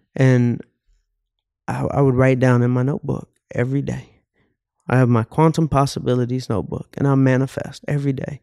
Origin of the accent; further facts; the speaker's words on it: Atlanta, Georgia, United States; growing up in Atlanta